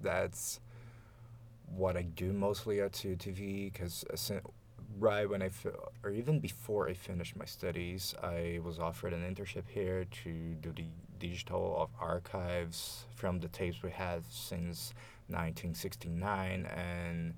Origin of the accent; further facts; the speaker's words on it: Campinas, São Paulo, Brazil; English is a second language; moved away as an adult; now in Montreal, Canada; I was born in Brazil, specifically in the city of Campinas, which is in the southeastern Brazil